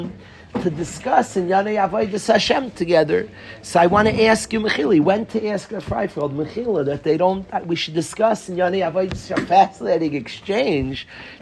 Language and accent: English; New York City, New York, United States; I grew up in Far Rockaway